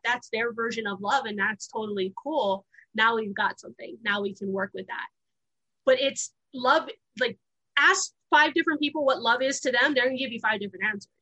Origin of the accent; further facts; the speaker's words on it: Honolulu, Hawaii, United States; moved away; also born or lived in Wyoming; I uh, was born and raised in Honolulu, Hawaii